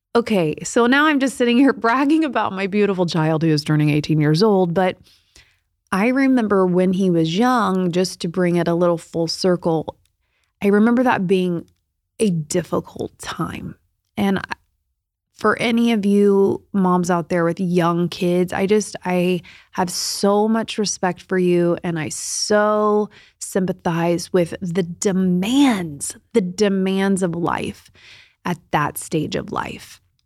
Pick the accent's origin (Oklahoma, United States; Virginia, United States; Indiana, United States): Indiana, United States; Indianapolis; moved away; I was in local news in Indianapolis back in my hometown